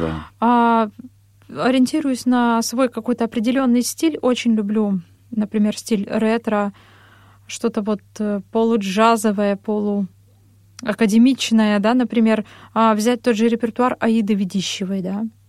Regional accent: Ozyorsk, Chelyabinsk Oblast, Russia; also born or lived in Vishnevogorsk / Verkhnyaya Pyshma / Kursk; now in Moscow, Russia; я родом из Челябинской области, э, город Озерск. Позже переехали в поселок Вишневогорск

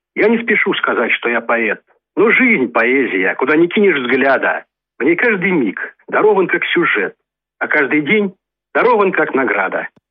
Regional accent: Novomoskovsk, Tula Oblast, Russia; Я, собственно, из Новомосковска, Тульской области

